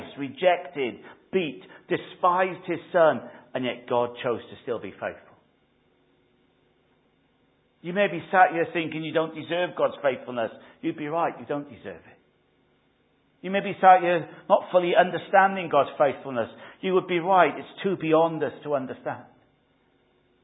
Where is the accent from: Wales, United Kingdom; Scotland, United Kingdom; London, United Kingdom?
Wales, United Kingdom; now in England; I'm Welsh